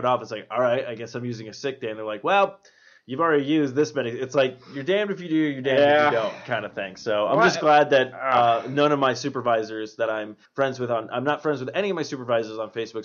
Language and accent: English; East Coast, United States; moved away; I am from the East Coast as well